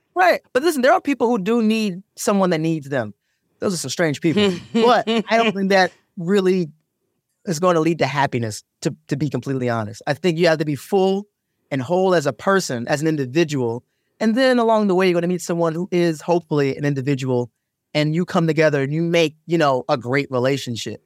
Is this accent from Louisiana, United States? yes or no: no; Maryland, United States; I'm from Maryland